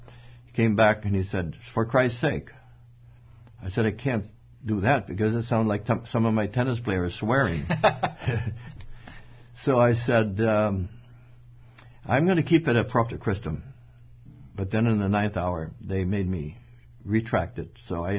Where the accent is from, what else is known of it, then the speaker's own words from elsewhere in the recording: Madagascar; And I was 1 year old, actually, when they dragged me out there. And growing up in Madagascar, one word was upon my consciousness, and it was the word elsewhere.